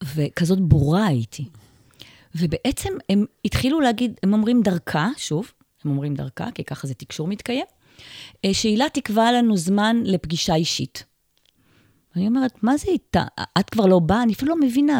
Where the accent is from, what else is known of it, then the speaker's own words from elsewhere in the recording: Ma'agan Michael, Haifa District, Israel; קיבוצניקית, נולדתי פה במעגן מיכאל